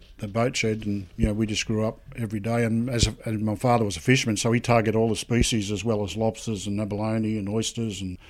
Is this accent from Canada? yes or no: no; Narooma, New South Wales, Australia; I'm born and bred in Naruma.